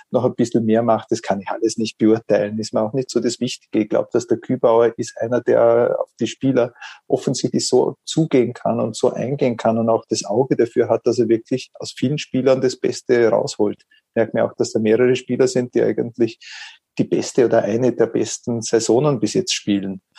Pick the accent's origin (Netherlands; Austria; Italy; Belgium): Austria; Vorarlberg; der Großteil sind Rapid-Fans gewesen, mhm. was in Vorarlberg, wo ich herkomme, nicht üblich ist.